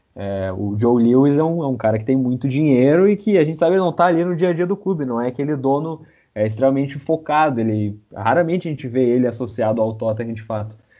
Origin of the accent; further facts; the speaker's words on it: Caxias / Porto Alegre, the South, Rio Grande do Sul, Brazil; sou de, aqui de Caxias, sou de Porto Alegre, é, do Sul